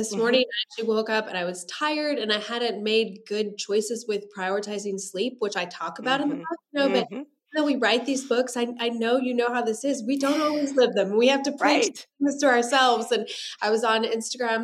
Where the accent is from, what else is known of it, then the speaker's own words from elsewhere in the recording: Kansas, United States; moved away as an adult; now in Nashville, United States; We're originally from Kansas